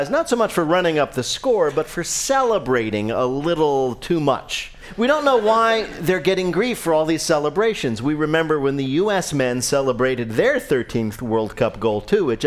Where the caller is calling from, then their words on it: Warrenville, Illinois, United States; I'm calling from Warrenville, Illinois, about 30 miles due west.